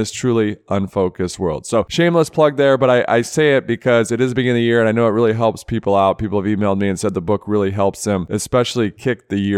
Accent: Michigan, United States; growing up in Michigan

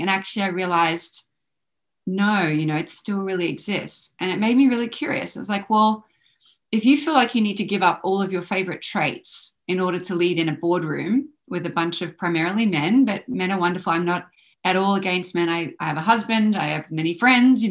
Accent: Australia; I grew up in Australia

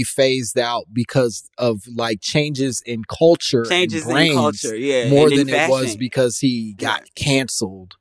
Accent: Chicago, Illinois, United States; also born or lived in Michigan; I'm from Chicago

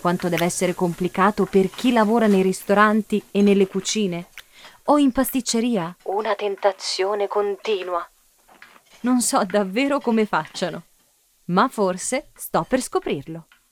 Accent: Sicily, Italy; Da buona siciliana

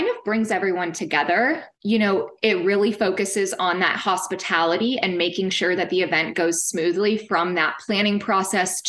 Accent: Kansas, United States; now in Fort Worth, United States; I'm from Kansas, and it kind of does give me just that smaller town feel

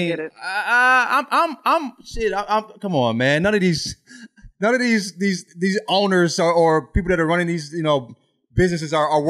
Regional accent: Alabama, United States; I grew up in the South in Alabama

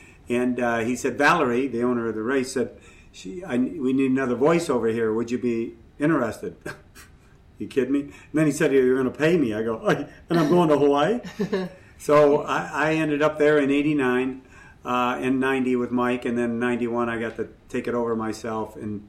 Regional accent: Ireland; I'm Irish and I'm full of, you know what, so it helps.

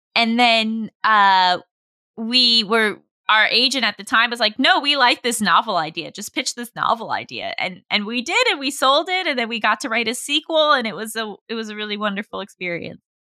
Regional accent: New York, United States; I grew up in New York

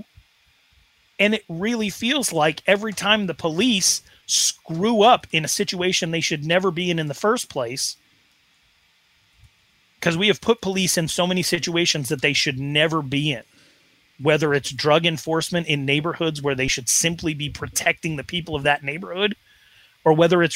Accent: Wyoming, United States; In my Wyoming town of 16,000 people

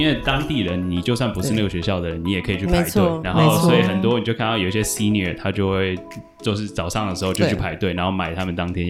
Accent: Taiwan; 我们台湾人的英文程度不差，

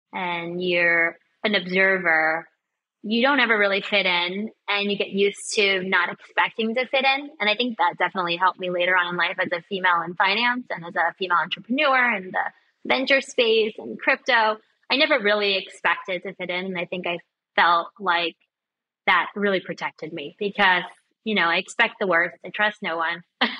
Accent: New York, United States; accent: New York; But I grew up in Queens, New York. I'm an Italian-American, Italian-Irish mix, which is a New York special.

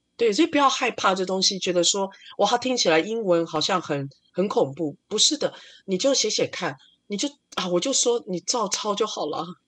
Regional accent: Taiwan; 我们台湾人在工作的流程上比较像日本人

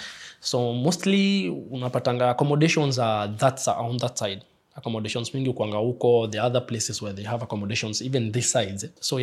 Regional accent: Ngong, Kajiado County, Kenya; moved away as an adult; also born or lived in Nairobi, Kenya; now in Dubai, United Arab Emirates; I'm from Nairobi, Kenya, but not specifically Nairobi, from Ngong Town, Ngong Hills.

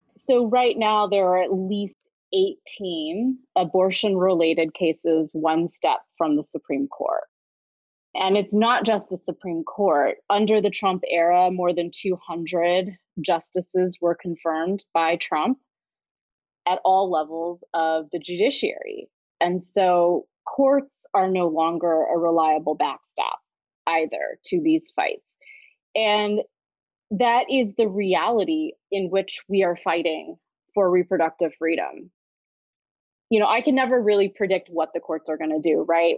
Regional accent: Kansas City, Missouri, United States; I was born and raised in Kansas City, Missouri. It is where I still live today doing this work.

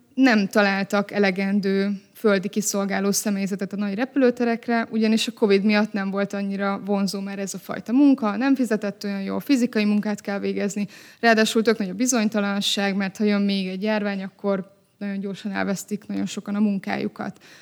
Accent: Hungary; magyar emberként beszélünk

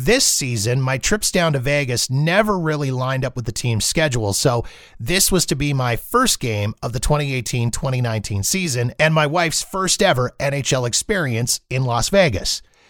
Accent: Calgary, Alberta, Canada; I've attended Winnipeg Jets games here in my hometown of Calgary when they've played the Flames.

